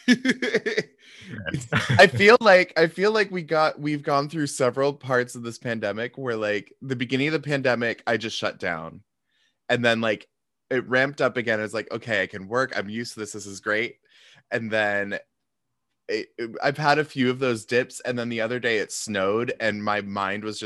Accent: Pacific Northwest, United States; moved away as an adult; also born or lived in Montana; now in New York, United States; I grew up in the Pacific Northwest where we didn't get much snow.

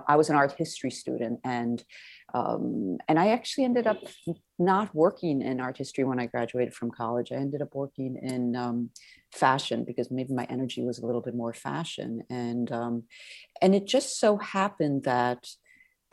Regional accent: Milan, Lombardy, Italy; I grew up in Italy

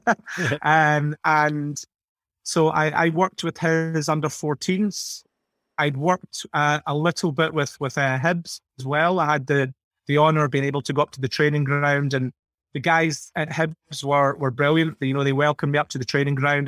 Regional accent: Scotland, United Kingdom; speaking as, as Scottish people

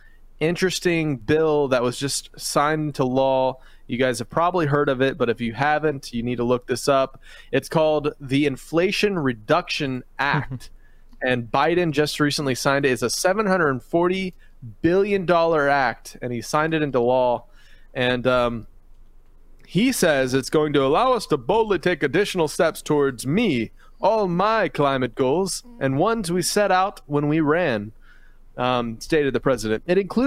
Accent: Philippines; I grew up overseas in the Philippines, and I remember cockroaches there fly and bite and are fast and just terrifying

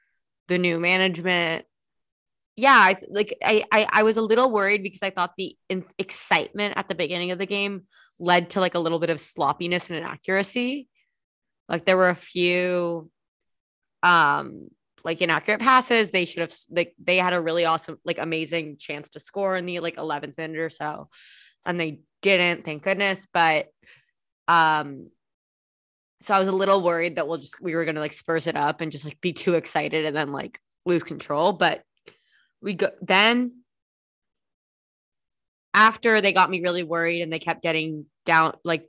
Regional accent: California, United States; even though my father's British, I called it soccer because I grew up in California.

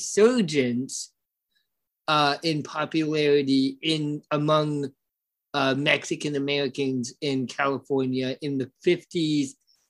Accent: Ireland; even though, you know, I'm Irish, bro.

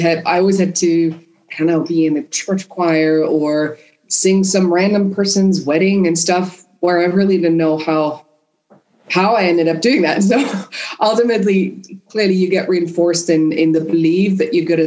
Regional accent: Vienna, Austria; first language German and Spanish; English is a second language; moved away; also born or lived in Madrid; I grew up in Vienna

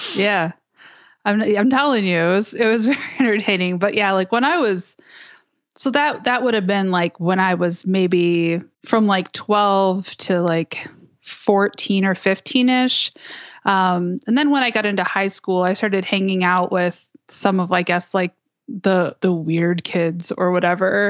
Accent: Westland, Michigan, United States; I grew up in Westland, Michigan, which is a suburb about thirty minutes, uh, west of Detroit.

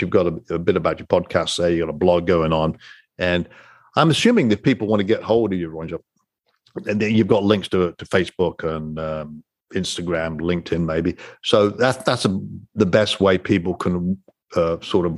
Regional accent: England, United Kingdom; also born or lived in Singapore; now in United States; I'm born and raised in England, and obviously I'm in America now, and I lived in Singapore for a while

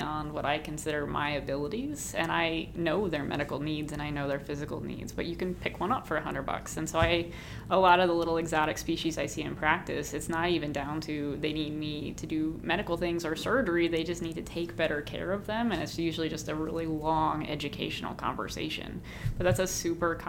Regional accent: Ohio, United States; moved away as an adult; now in Massachusetts, United States; where I grew up in Ohio

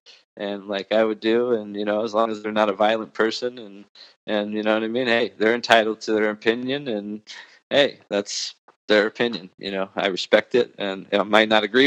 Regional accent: Orange County, California, United States; moved away as an adult; now in Gilbert, Arizona, United States; I was born and raised in Orange County, and just recently moved to Phoenix, Arizona

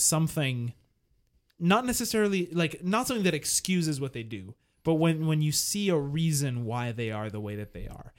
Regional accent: Montreal, Quebec, Canada; I was from Montreal

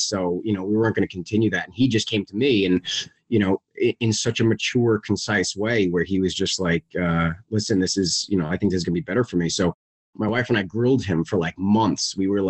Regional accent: Plainview, New York, United States; moved away as an adult; now in New Jersey, United States; I grew up in Plainview, Long Island, have a brother and a sister. I'm the youngest in the family. And just recently moved out to New Jersey.

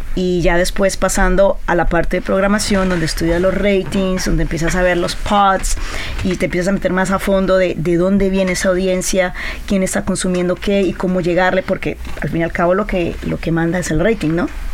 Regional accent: Colombia; yo soy colombiana, he estado en Colombia, he trabajado en Argentina, en Brasil, en Venezuela

